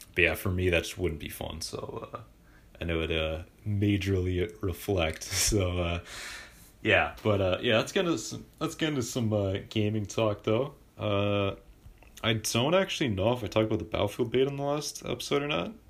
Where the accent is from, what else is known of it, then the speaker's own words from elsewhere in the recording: Vancouver, British Columbia, Canada; I'm from Vancouver.